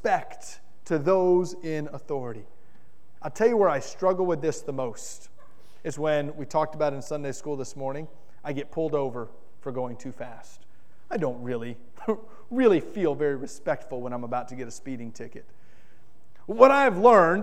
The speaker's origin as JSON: {"language": "English", "town": "Miami", "region": "Florida", "country": "United States", "tie": "born or raised there", "said": "I grew up in South Florida. And in South Florida, I may be the only person who's ever grown up in Miami, Florida"}